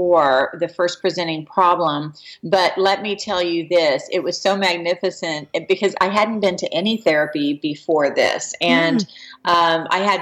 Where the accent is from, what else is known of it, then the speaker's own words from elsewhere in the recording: San Antonio, Texas, United States; also born or lived in Dallas, Texas; San Antonio originally, and then I lived in Dallas for a period of time